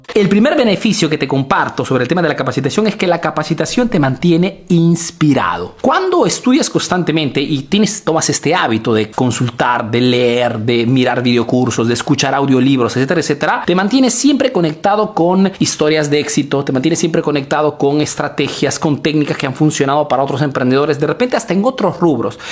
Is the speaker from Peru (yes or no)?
yes; Peru; now in Italy